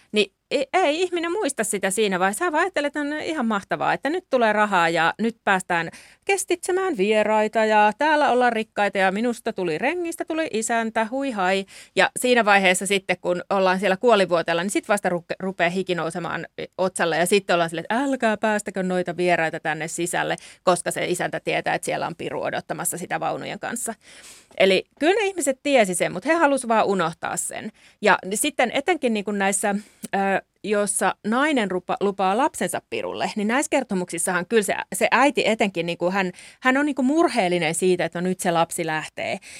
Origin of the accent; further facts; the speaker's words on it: Central Finland, Finland; mä oon esimerkiksi kotoisin Keski-Suomesta